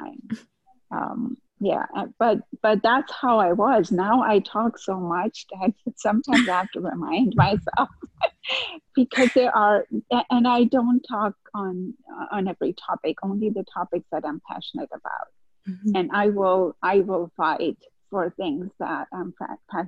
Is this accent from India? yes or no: yes; India; moved away; I grew up back in India, and I have two brothers and a sister